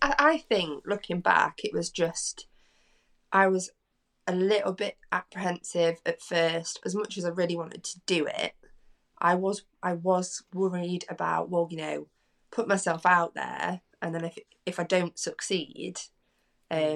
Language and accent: English; Derbyshire, East Midlands, United Kingdom; I'm from Derbyshire, so I'm from the Midlands.